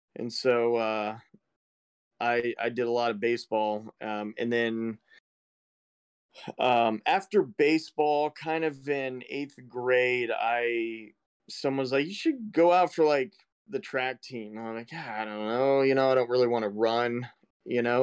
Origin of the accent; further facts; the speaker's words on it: East Central Illinois, United States; East Central Illinois, in the middle of a cornfield. Just south of Chicago